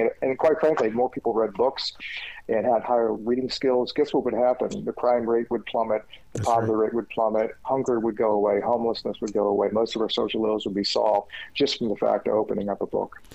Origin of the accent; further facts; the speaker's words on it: United States; I grew up in Jim Crow America